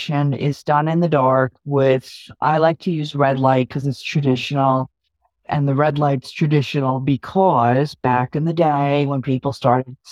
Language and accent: English; New York, United States; I'm New York too.